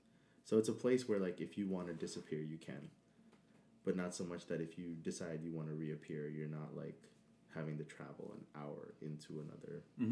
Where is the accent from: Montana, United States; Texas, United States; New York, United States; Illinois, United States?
New York, United States; I am born and bred in New York. I'm from the Heights, Washington Heights specifically.